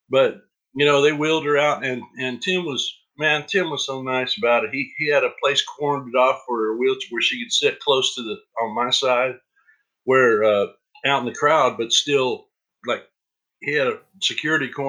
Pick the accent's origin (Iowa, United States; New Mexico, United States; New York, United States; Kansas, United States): Kansas, United States; Eudora; You know, I'm from Lawrence, Kansas, and uh, right. um, well, Eudora, but close, right in, right by Lawrence.